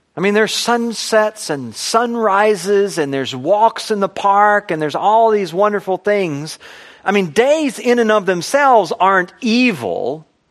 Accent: United States; I'm an American

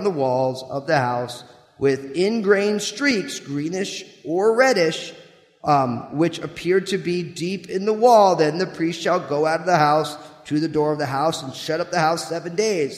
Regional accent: New Jersey, United States; I grew up in New Jersey

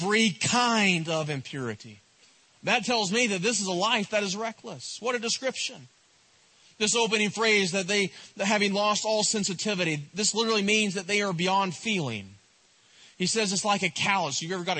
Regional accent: East Tennessee, United States; I'm from East Tennessee

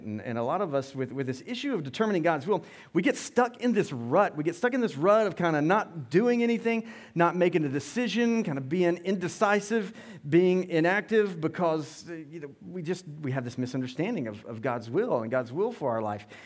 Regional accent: Loganville, Georgia, United States; We grew up in Loganville

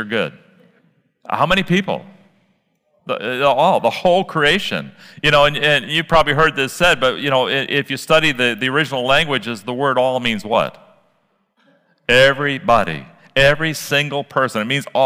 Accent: Midwest, United States; I grew up in the Midwest.

